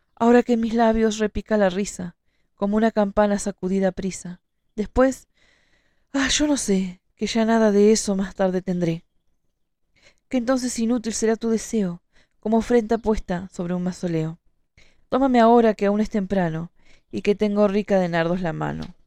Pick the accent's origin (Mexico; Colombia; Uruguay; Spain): Uruguay; Montevideo; yo soy de Montevideo